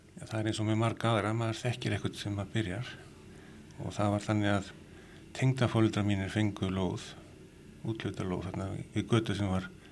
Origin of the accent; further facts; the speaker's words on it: Reykjavík, Capital Region, Iceland; Við erum alltaf úr Reykjavík